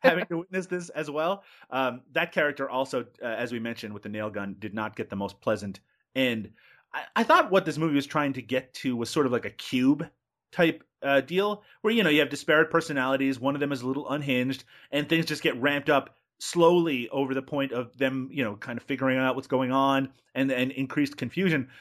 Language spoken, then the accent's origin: English; Newfoundland and Labrador, Canada; I grew up in Newfoundland